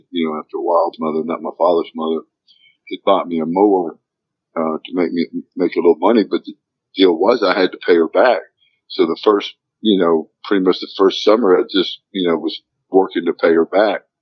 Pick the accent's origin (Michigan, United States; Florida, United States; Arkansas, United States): Arkansas, United States; growing up here in Arkansas was tough.